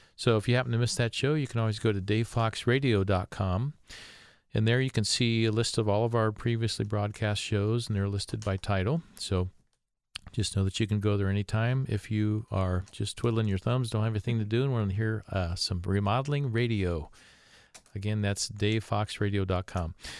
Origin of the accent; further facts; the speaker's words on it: Columbus, Ohio, United States; also born or lived in Findlay, Ohio; Columbus, my hometown.